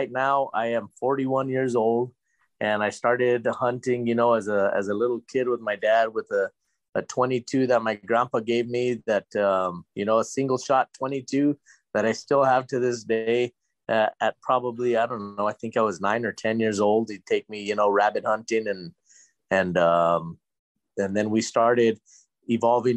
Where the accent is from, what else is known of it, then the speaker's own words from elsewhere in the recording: Albuquerque, New Mexico, United States; I'm from Albuquerque, New Mexico, born and raised over here in the 505.